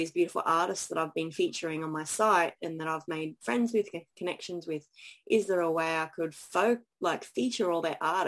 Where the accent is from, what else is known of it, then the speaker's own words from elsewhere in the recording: Brisbane, Queensland, Australia; Brisbane because I've lived here most of my life